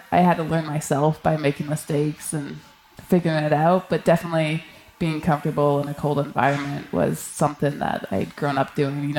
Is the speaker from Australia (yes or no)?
no; Canadian Arctic, Canada; I grew up in the Canadian Arctic, so it was a pretty natural progression from doing camping trips with the you know with my family to week long trips to two week trips.